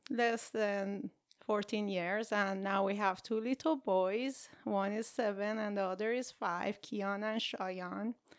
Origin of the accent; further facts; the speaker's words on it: Iran; now in United States; I grew up in Iran or Iran